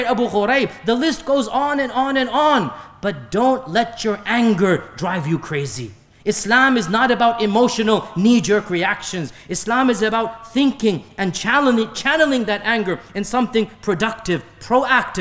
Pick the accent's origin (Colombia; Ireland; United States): United States; I am an American